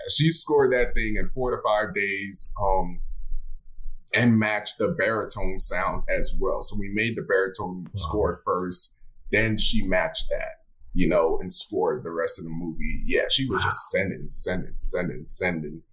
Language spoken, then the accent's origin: English; Miami, Florida, United States; I'm from Miami, Florida